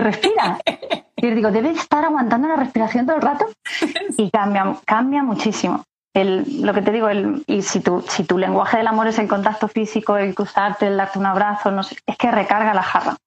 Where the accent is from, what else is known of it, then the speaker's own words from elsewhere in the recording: Castilla-La Mancha, Spain; moved away as an adult; also born or lived in Madrid; como me tuve que venir a Madrid a estudiar, porque yo soy de Castilla-La Mancha